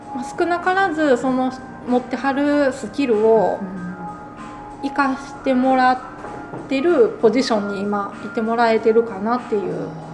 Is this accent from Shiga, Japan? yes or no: yes; Konan, Shiga, Japan; also born or lived in United States; 自分が生まれ育った場所